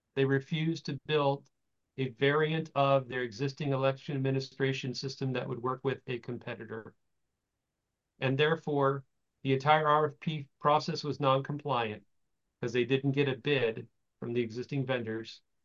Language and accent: English; Florida, United States; moved away as an adult; also born or lived in California; I was from Florida